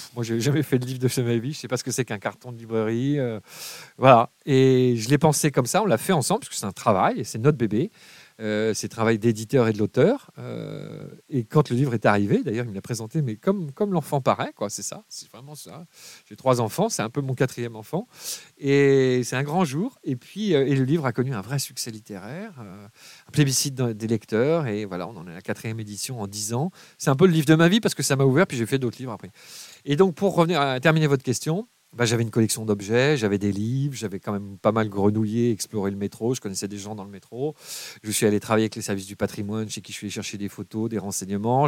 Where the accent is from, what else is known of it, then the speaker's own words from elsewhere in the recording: Paris, Île-de-France, France; j'ai grandi à Paris